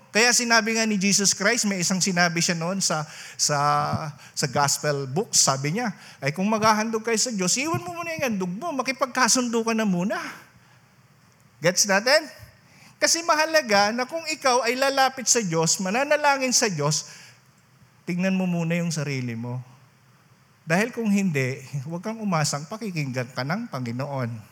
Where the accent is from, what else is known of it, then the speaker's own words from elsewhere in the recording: Rinconada, Bicol Region, Philippines; doon sa amin sa Rinconada